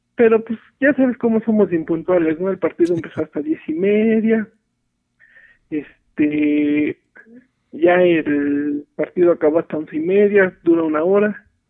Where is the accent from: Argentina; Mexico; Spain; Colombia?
Mexico; Real del Monte, Hidalgo; moved away as an adult; also born or lived in Paseo de Chavarría, Pachuca; now in Pachuca, Mexico; En sí yo soy de Real del Monte. Este, apenas tengo año y medio viviendo aquí en, en Paseo de Chavarría